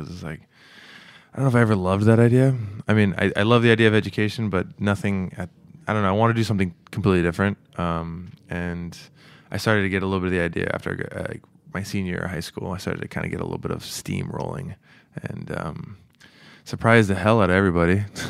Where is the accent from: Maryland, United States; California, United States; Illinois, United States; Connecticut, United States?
California, United States; And then also growing up in the Bay Area, it's like such a, it's similar to New York in the sense it's just so rich ethnically.